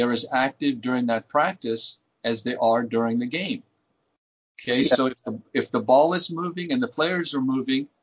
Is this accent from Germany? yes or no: yes; Germany; now in United States; I was born and raised in Germany as a Flüchtling